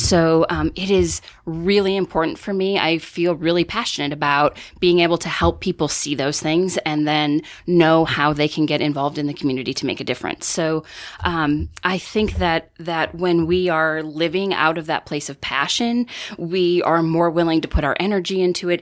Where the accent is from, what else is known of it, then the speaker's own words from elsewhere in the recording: northern Wisconsin, United States; growing up in northern Wisconsin